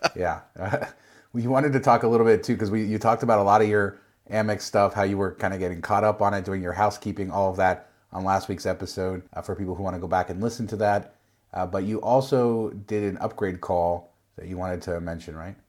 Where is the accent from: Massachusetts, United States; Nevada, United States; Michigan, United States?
Nevada, United States; I'm from Nevada.